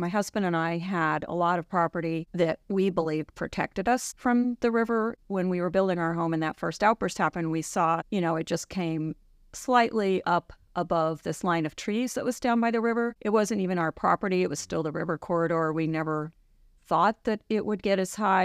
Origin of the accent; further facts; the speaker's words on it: a suburb of New York City, United States; moved away as an adult; now in Juneau, United States; I grew up in New York, in a suburb of New York City, and I moved to Alaska in the late eighties